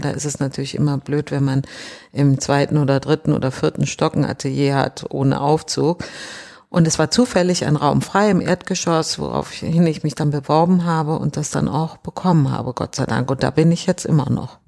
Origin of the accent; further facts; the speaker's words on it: North Rhine-Westphalia, Germany; also born or lived in Düsseldorf / Düren; now in Berlin, Germany; ich bin tatsächlich im Rheinland groß geworden. In Düsseldorf zuerst, dann in Düren